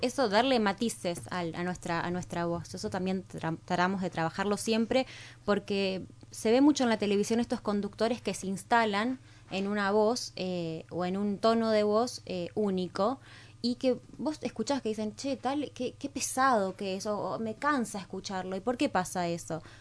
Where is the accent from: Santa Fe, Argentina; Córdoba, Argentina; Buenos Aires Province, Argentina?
Santa Fe, Argentina; Rosario; moved away as an adult; now in Buenos Aires, Argentina; nosotros somos oriundos de, de Rosario